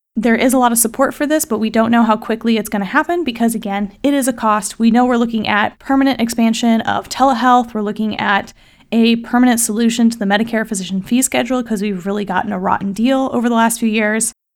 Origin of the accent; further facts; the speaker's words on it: Kansas City, United States; Kansas City is my hometown